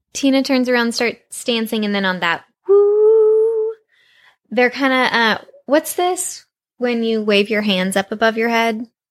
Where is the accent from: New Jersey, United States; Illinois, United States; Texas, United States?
Texas, United States; I grew up in Texas, which is very very very very hot in the summer